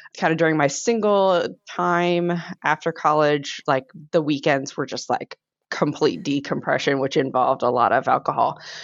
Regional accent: Virginia, United States; moved away as an adult; also born or lived in Iowa / Oklahoma; I'm originally from Virginia. I moved to Iowa

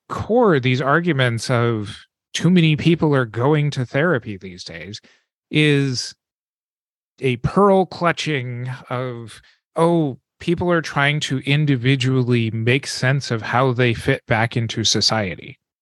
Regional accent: American West, United States; growing up in the American West

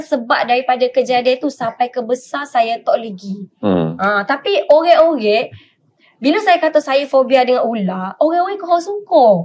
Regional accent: Wakaf Baru, Kelantan, Malaysia; also born or lived in Kuala Lumpur; now in Selangor, Malaysia; Saya adalah anak jati Kelate. Hmm. Sebenarnya saya dilahirkan di Kelate, dibesarkan di Kelate

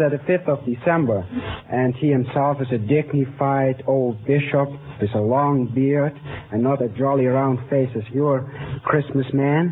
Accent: Utrecht, Netherlands; English is a second language; now in United States; I'm from Utrecht. It's not far from Amsterdam and The Hague

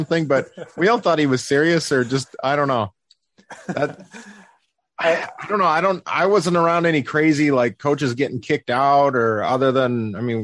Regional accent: Hibbing, Minnesota, United States; growing up in Hibbing

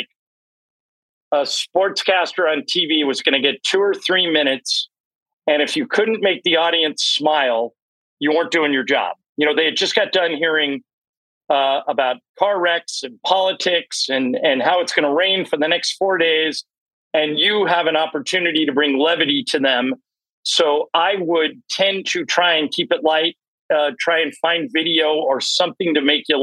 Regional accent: Los Angeles, California, United States; moved away as an adult; also born or lived in Monroe, Louisiana / Beaumont, Texas / San Diego; I got here to LA, which is my hometown, in 1995.

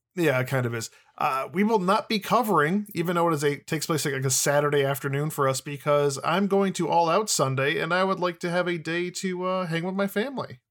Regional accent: Midwest, United States; I'm from the Midwest

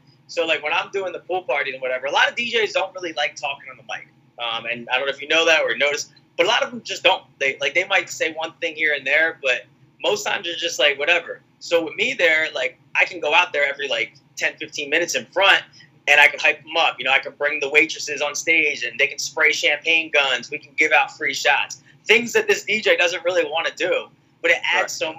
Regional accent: Philadelphia, Pennsylvania, United States; I'm from Philly

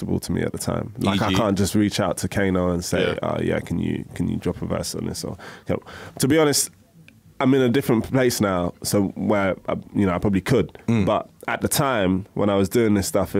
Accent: London, United Kingdom; I'm from Woolwich, shout out big time, Southeast

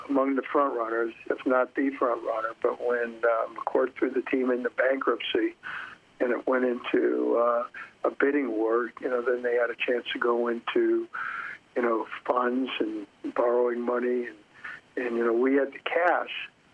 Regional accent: Los Angeles, California, United States; also born or lived in New York; I grew up in Los Angeles. I'm really an L.A. guy

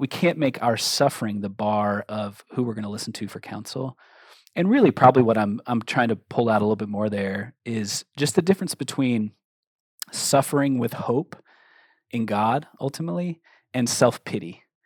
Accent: Cincinnati, Ohio, United States; moved away; also born or lived in Minneapolis, Minnesota; I'm originally from Cincinnati, Ohio, but I was living in Minneapolis at the time that we were dating

